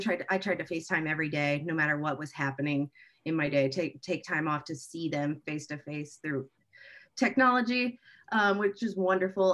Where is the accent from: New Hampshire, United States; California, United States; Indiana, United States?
Indiana, United States; Indianapolis; born and raised in Indianapolis